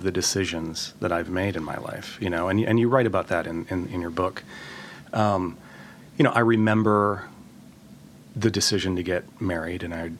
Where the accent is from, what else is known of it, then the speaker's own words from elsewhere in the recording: Wisconsin, United States; moved away as an adult; also born or lived in Iowa; now in New York City, United States; I grew up in Wisconsin, went to graduate school in Iowa, and then somehow made this decision to move to New York to pursue a career in publishing.